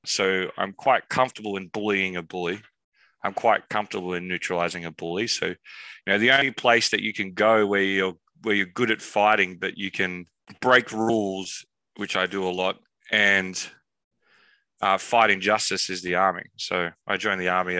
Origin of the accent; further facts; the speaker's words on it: Australia; now in London, United Kingdom; I'm from Australia, but my family's actually from the UK